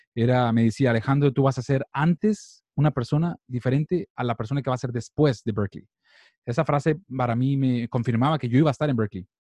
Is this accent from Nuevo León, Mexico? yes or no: yes; Monterrey, Nuevo León, Mexico; moved away as an adult; also born or lived in Boston; yo soy de Monterrey, México